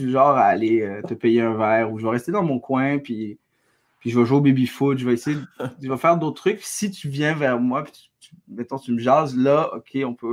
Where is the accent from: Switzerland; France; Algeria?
Algeria; now in Quebec, Canada; Je suis, je suis, algérien, je suis québécois.